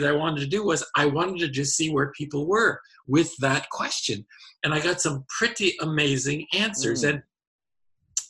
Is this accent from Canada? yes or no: yes; Hamilton, Ontario, Canada; moved away as an adult; also born or lived in Prince Edward Island, Canada; now in United States; I was born and raised in Hamilton, Ontario, Canada